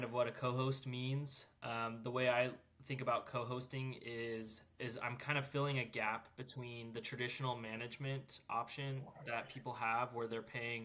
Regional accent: North Georgia, United States; also born or lived in Utah; I'm from North Georgia, and that's where I live now

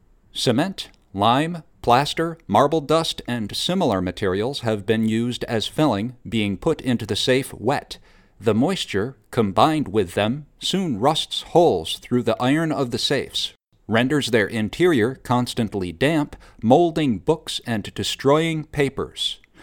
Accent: Oneida, New York, United States; just a hop, skip, and a jump from where I grew up in Oneida, New York.

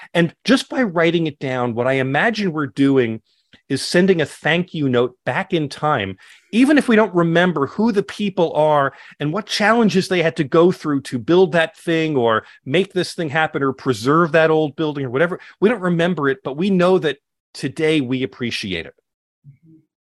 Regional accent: Scottsdale, Arizona, United States; here in my hometown in Scottsdale, Arizona

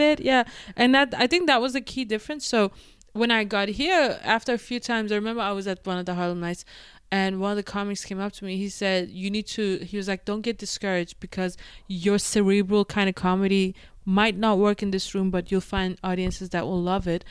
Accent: Denmark; also born or lived in London, United Kingdom; now in New York City, United States; I was born and raised in Denmark

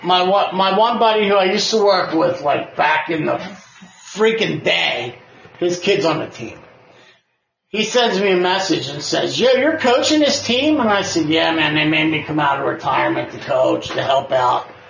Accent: Canada; I'm Canadian

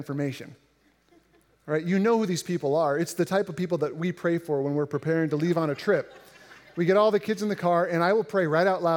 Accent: Indiana, United States; growing up in Indiana, which is relatively flat

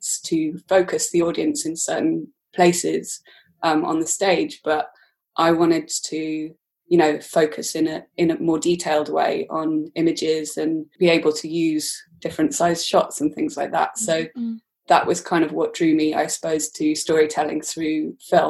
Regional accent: Aberystwyth, Wales, United Kingdom; moved away as an adult; also born or lived in London; Coleg Ceredigion, which is in Aberystwyth, where I grew up in Wales

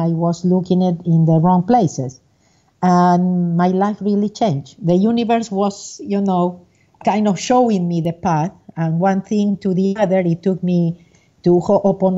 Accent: Argentina; moved away as an adult; now in United States; I was born in Argentina, and I'm living in the U.S. I have been living in the U.S. for the last 37 years. I was an accountant, a CPA, and a licensed

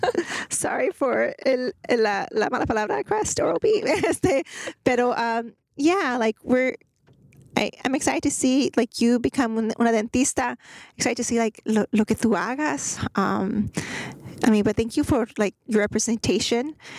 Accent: Greenspoint, Texas, United States; I grew up in Guns Point

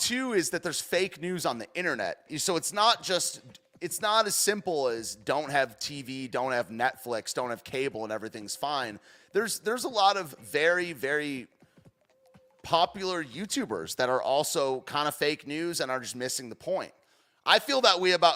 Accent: United States; I speak American, dude. I'm an American boy

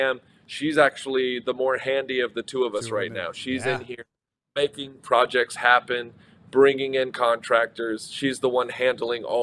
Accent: Texas, United States; I'm not from Michigan. I'm from Texas

